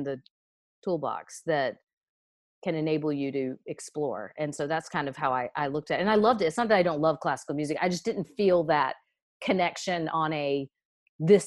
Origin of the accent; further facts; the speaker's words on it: Raleigh, North Carolina, United States; accent: southern; also born or lived in Chapel Hill, North Carolina; I grew up in North Carolina. I grew up in Raleigh